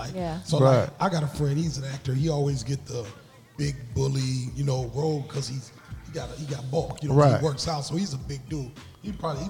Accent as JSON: {"language": "English", "region": "Mississippi", "country": "United States", "tie": "born or raised there", "moved": "yes", "lives_now": "Aurora, United States", "said": "I'm from Mississippi."}